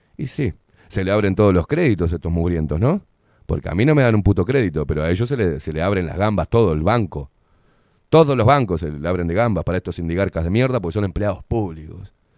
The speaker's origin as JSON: {"language": "Spanish", "country": "Uruguay", "said": "soy uruguayo, no soy porteño, ¿eh? Soy uruguayo, vengo de familia porteña"}